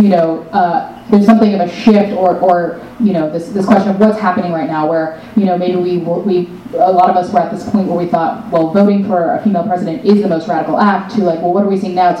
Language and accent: English; North Carolina, United States; I grew up in the South